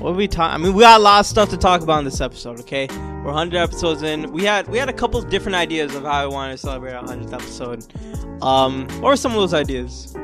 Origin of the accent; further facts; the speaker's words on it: Florida, United States; moved away as an adult; also born or lived in New York; now in New York City, United States; born in New York. I lived here for a couple years. Uh, my family moved down to Florida in two thousand, two thousand and two